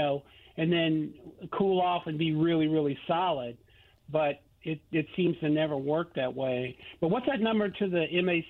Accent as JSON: {"language": "English", "region": "Northern Illinois", "country": "United States", "tie": "born or raised there", "moved": "yes", "lives_now": "Indianapolis, United States", "said": "where I grew up in Northern Illinois"}